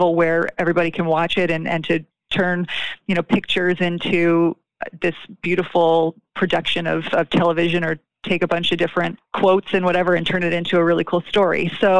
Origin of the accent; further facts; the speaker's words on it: Toronto, Ontario, Canada; moved away as an adult; also born or lived in Los Angeles, California; now in Buffalo, United States; So grew up in Toronto, started my career in Toronto, and then moved to Buffalo in January of 2016